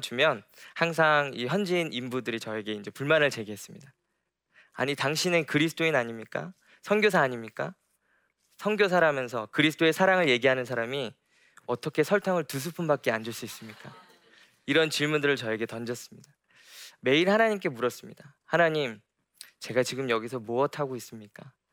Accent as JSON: {"language": "Korean", "country": "South Korea", "moved": "yes", "said": "제가 한국에서 살아갔을 때 참 많이 얽매이는 것들이 많았습니다. 저희 부모님께서 목회자이셔서 목회자 가정에서 자라면서"}